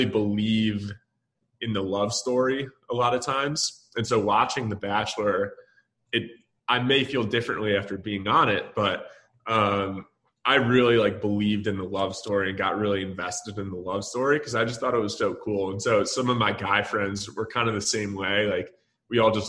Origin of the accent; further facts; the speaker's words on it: Michigan, United States; also born or lived in Dallas, Texas; now in Austin, United States; I'm from Michigan originally, actually